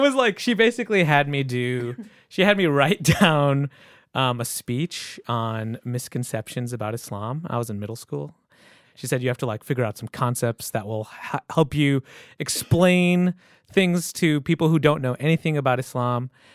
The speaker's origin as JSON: {"language": "English", "region": "Michigan", "country": "United States", "tie": "born or raised there", "said": "I grew up in Michigan"}